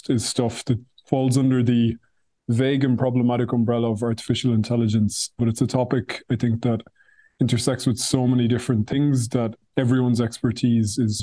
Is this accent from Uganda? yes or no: no; Ireland; now in Brussels, Belgium; I'm Irish, but I'm based in Brussels